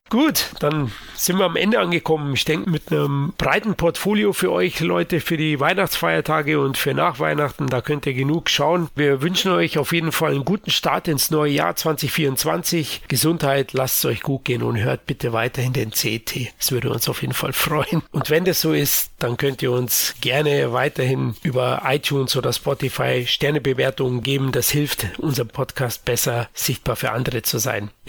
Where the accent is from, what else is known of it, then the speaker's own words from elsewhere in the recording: Munich, Bavaria, Germany; für mich als Münchner schmeichelt zudem das anfängliche 80 Jahre Lokalkolorit von München noch.